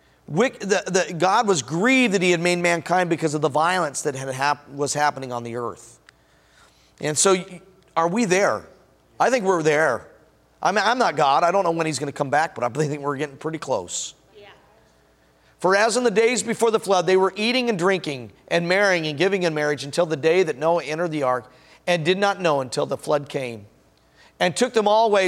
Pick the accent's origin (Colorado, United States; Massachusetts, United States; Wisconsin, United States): Colorado, United States; Denver; moved away; also born or lived in Washington / Tulsa County; I'm from Denver